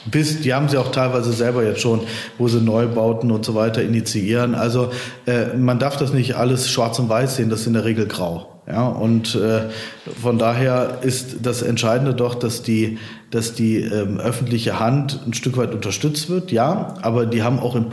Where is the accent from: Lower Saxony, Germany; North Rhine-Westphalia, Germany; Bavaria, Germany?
North Rhine-Westphalia, Germany; Cologne; now in Bonn, Germany; als äh, Kölner äh, natürlich Köln, ja, aber ich wohne ja auch schon lange in Bonn.